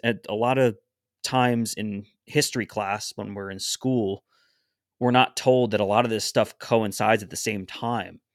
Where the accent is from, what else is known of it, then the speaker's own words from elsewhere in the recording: New England, United States; we're all from New England